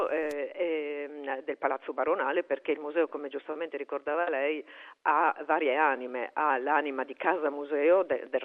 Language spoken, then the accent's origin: Italian; Trieste, Friuli-Venezia Giulia, Italy; also born or lived in Bologna; io sono triestina, ma ho eh, lavorato e vissuto per moltissimi anni a Bologna, dove ho anche studiato all'università.